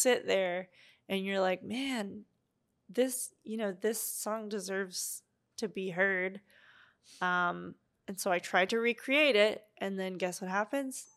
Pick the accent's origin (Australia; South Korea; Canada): Canada; Ottawa, Ontario; moved away as an adult; also born or lived in Montreal; now in Vancouver, Canada; my hometown of Ottawa